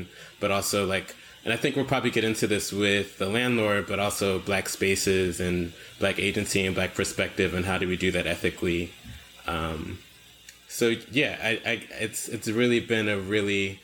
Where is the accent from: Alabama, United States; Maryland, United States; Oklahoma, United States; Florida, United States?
Maryland, United States; Owings Mills; moved away as an adult; also born or lived in New York / Detroit; now in Philadelphia, United States; I'm from Baltimore